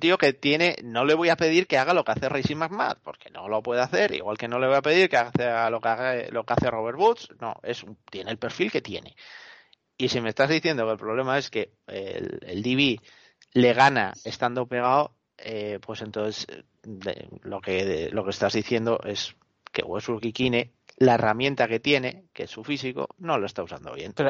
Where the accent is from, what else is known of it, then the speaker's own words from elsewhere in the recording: Asturias, Spain; En mi tierra decimos que cuando la gocha no está para ello, da igual que le rimes la panoya